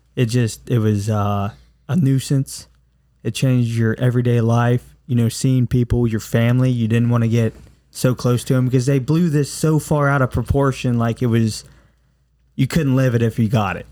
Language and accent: English; United States; as American citizens